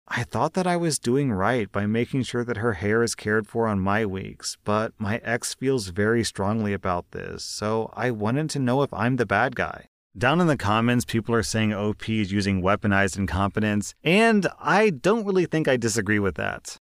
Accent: United States; As an American

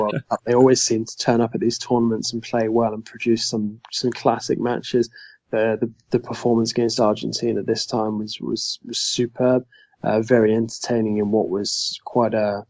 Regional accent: England, United Kingdom; I am English

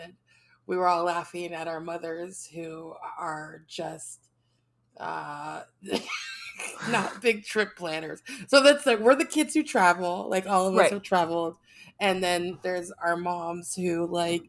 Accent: United States; Being American and traveling is always interesting

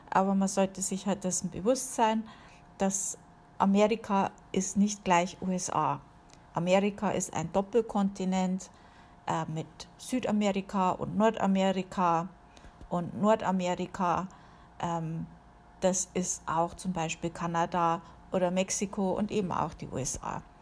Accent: Amberg, Bavaria, Germany; Gut, bei uns in der Gegend, wo ich aufgewachsen bin, da war natürlich auch äh, eine Airbase, äh, die gibt es inzwischen nicht mehr, und zwar in Amberg war das.

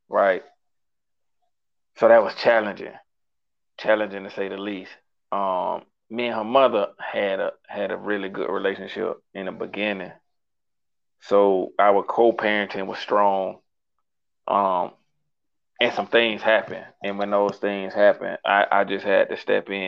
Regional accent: Jacksonville, Florida, United States; I'm from Jacksonville, Florida, born and raised

